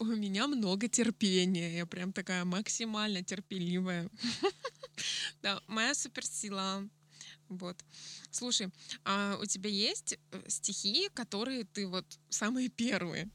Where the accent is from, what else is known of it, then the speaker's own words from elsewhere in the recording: Yekaterinburg, Sverdlovsk Oblast, Russia; moved away; also born or lived in Adler; я из Екатеринбурга, у нас там было много всяких разных заведений. Я устраивала лирические поэтические вечера у себя в городе